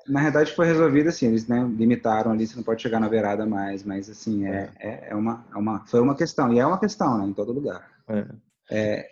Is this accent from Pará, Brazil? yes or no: no; Brasília, Federal District, Brazil; a gente é de Brasília.